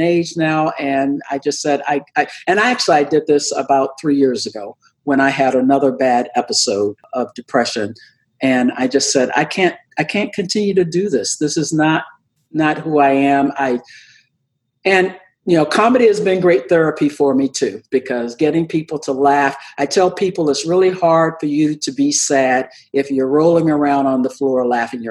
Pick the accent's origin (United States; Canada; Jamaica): United States; the South; I'm from the South